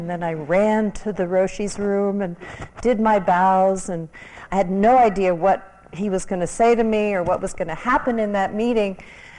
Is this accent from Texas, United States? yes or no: no; New York City, New York, United States; now in Los Angeles, United States; I was a transplant from New York City to Los Angeles, and I had a background in psychology